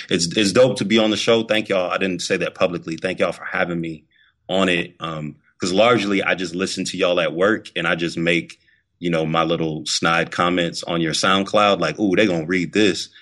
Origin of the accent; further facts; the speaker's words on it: Massillon, Ohio, United States; now in Atlanta, United States; I am originally from Massillon, Ohio. I now live in Atlanta, Georgia